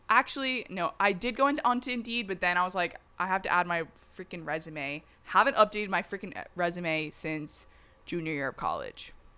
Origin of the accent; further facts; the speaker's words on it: the South, United States; moved away; I'm from the South